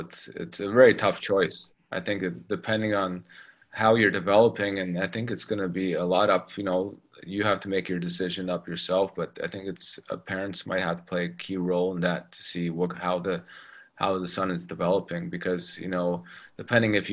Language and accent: English; Toronto, Ontario, Canada; first language English; moved away as an adult; now in Russia; growing up in Toronto